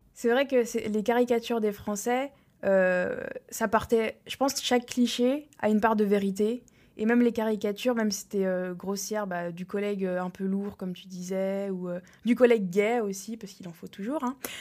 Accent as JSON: {"language": "French", "country": "France", "moved": "yes", "lives_now": "United States", "said": "en tant que Français"}